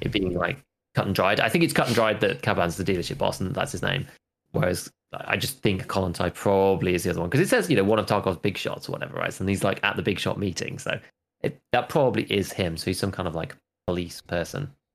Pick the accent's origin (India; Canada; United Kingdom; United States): United Kingdom; As a British person